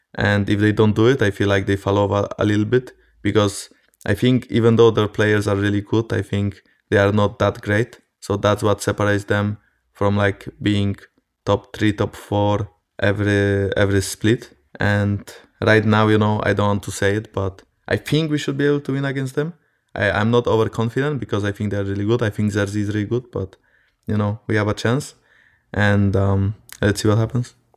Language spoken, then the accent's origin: English; Poland; I'm from Poland as well